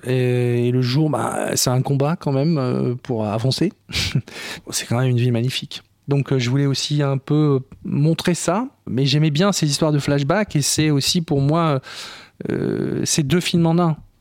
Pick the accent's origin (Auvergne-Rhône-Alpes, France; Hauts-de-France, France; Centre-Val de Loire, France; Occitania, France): Hauts-de-France, France; Ch'ti; je suis ch'timi